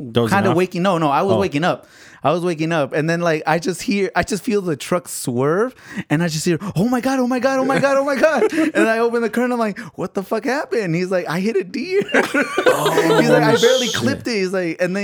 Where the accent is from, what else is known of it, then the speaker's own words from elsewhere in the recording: Los Angeles, California, United States; I was born in Los Angeles, actually